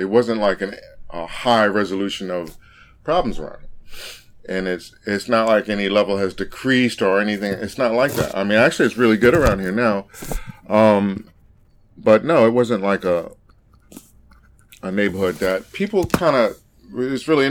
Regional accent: New York City, New York, United States; moved away as an adult; also born or lived in Brooklyn, New York; when I grew up in Queens and we had houses, everyone knew each other

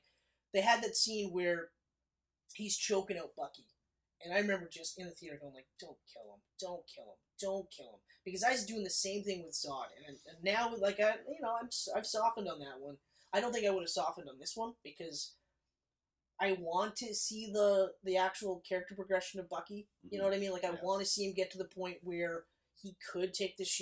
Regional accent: Canada; we're Canadian

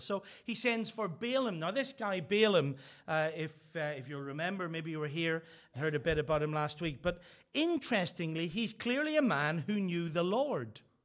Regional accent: Northern Ireland, United Kingdom; I'm from Northern Ireland

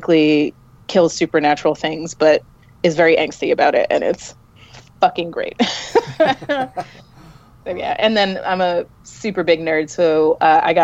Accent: New York, United States; My hometown show, so I got to go to New York

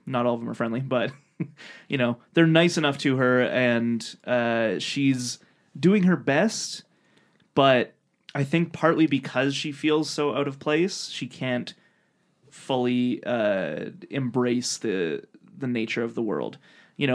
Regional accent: Canada; Yeah, we're from Canada, everybody

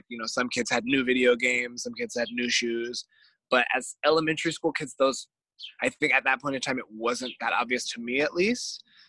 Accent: Novato, California, United States; now in Oakland, United States; I grew up in a single parent home in what is called an unincorporated part of a town called Novato, which is the last town before Sonoma County.

